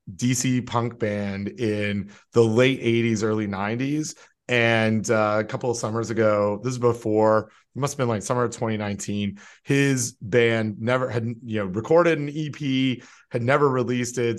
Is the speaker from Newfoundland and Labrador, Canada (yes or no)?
no; Toronto, Ontario, Canada; moved away; I'm from Toronto and I'm still very much a Toronto sports fan.